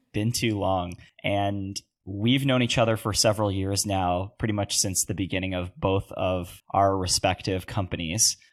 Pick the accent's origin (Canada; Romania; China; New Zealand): Canada; as a Canadian